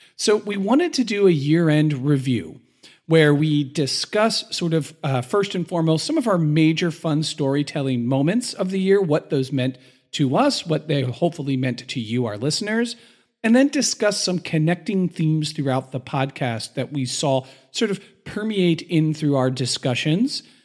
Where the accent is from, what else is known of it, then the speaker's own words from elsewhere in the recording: Philadelphia, Pennsylvania, United States; as a Philadelphian